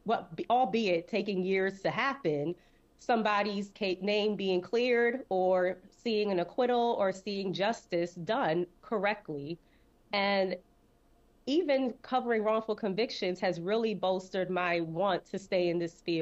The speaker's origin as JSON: {"language": "English", "town": "New York City", "region": "New York", "country": "United States", "tie": "born or raised there", "said": "growing up in Brooklyn that stuff was happening in Canarsie, where I specifically really got raised"}